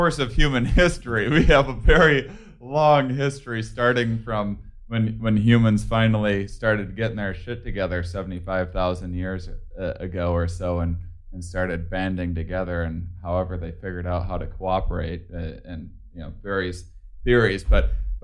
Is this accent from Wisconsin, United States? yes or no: yes; Wisconsin, United States; I'm from Wisconsin